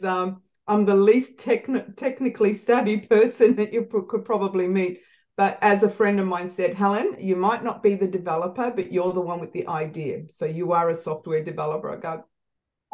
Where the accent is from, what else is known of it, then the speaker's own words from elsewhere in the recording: Melbourne, Victoria, Australia; also born or lived in Malta; I have lived in Melbourne, Australia since I was 5 months old.